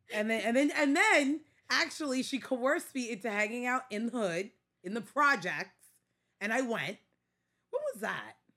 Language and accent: English; New York City, New York, United States; accent: Staten Island; I'm very much Staten Island